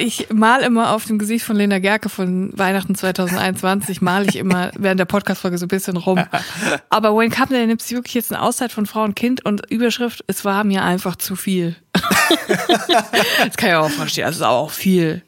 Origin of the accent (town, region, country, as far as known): Netphen, North Rhine-Westphalia, Germany; born or raised there; also born or lived in Kreuztal / Siegen